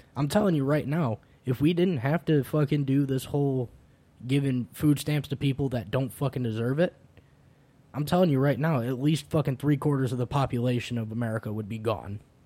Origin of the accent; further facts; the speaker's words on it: Illinois, United States; growing up in the Midwest, specifically, uh, specifically Illinois